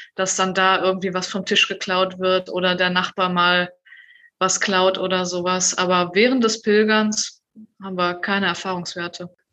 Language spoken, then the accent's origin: German; Germany; wir irgendwie als Deutsche